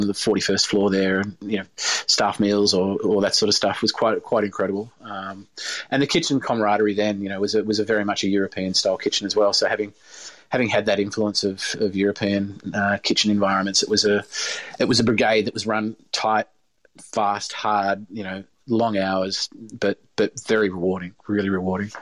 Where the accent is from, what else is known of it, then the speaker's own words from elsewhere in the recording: Hobart, Tasmania, Australia; now in regional Victoria, Australia; growing up in Hobart